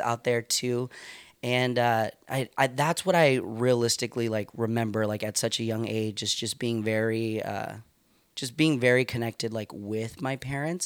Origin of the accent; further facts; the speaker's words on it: Stockton, California, United States; moved away as an adult; now in Santa Rosa, United States; I grew up in East Side Stockton